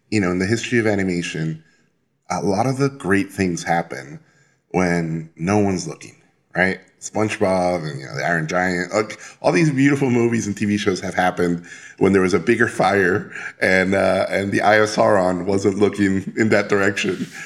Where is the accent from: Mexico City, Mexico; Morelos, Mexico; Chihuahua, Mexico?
Mexico City, Mexico; And as a kid, uh, I grew up in Mexico City and I would go, I, w- I got taken by school to the uh, National Museum of Anthropology in Mexico City